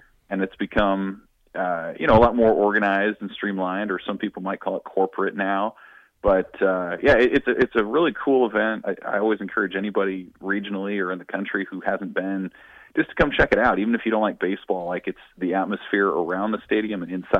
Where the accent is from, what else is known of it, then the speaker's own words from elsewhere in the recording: Lincoln, Nebraska, United States; now in Omaha, United States; So I grew up in Lincoln.